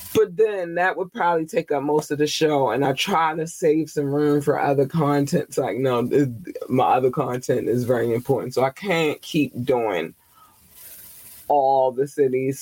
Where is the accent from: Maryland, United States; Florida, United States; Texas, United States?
Maryland, United States; Baltimore; Baltimore, Maryland. Hi, babies, my home city in my home state.